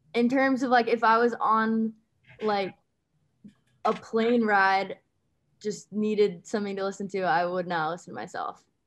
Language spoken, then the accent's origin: English; Westport, Connecticut, United States; also born or lived in Pomfret, Connecticut / Amherst, Massachusetts; I grew up in Westport, Connecticut, um, and I went to boarding school in Pomfret, Connecticut